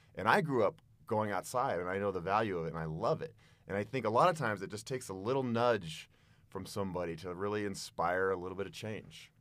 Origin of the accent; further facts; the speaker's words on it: Boulder, Colorado, United States; I am a very proud Boulder boy. And whenever I travel the world, people know very quickly that I'm from Boulder